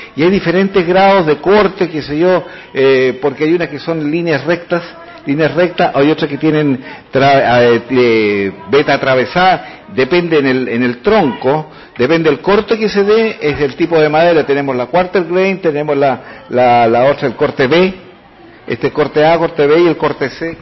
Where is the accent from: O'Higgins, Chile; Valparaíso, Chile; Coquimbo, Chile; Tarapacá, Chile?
O'Higgins, Chile; San Fernando; yo soy el alumno del Liceo de Hombres, Neandro Chilin de San Fernando